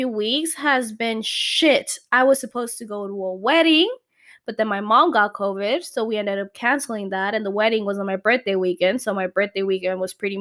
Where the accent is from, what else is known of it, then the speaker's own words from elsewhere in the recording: Calexico, California, United States; It's a podcast local here to my hometown. I'm from Calexico